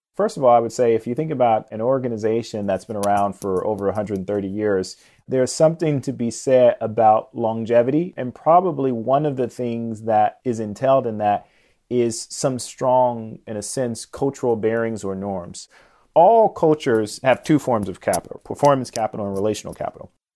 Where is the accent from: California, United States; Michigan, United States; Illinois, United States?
Illinois, United States; Chicago; I was born and raised in Chicago, grew up on the South Side